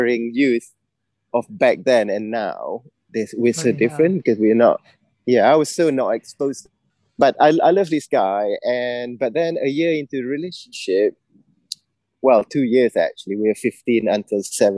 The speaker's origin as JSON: {"language": "English", "country": "Malaysia", "tie": "born or raised there", "moved": "as an adult", "lives_now": "United Kingdom", "said": "It's an all-boys school in my hometown."}